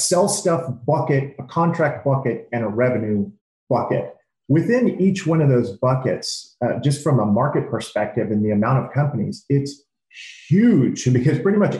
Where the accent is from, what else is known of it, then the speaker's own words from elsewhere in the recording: California, United States; So growing up in the Bay Area, you know, you're literally surrounded by tons of information, innovation, and tons of technology.